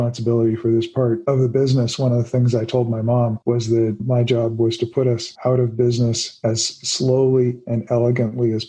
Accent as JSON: {"language": "English", "town": "Los Angeles", "region": "California", "country": "United States", "tie": "born or raised there", "said": "I grew up in Hollywood"}